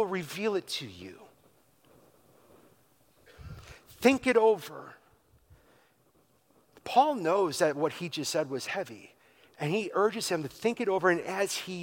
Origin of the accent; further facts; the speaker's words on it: Wisconsin, United States; Growing up in Wisconsin, on a good day and a bad day, you could always smell the farm